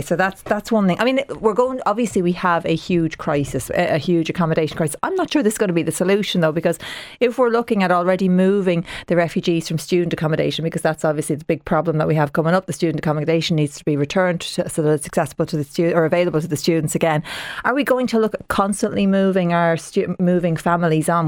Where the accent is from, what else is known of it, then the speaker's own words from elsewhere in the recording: Dublin, Leinster, Ireland; I'm a proud Dub. Now, I'm from, I'm from the south side kind, I'm from Talla